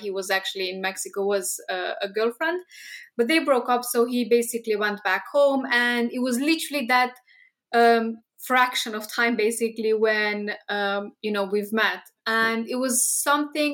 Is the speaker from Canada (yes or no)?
no; Romania; moved away as an adult; now in United Kingdom; we are both from Romania, which is Eastern Europe, from the same town. Basically, we've spent 8 years in the same town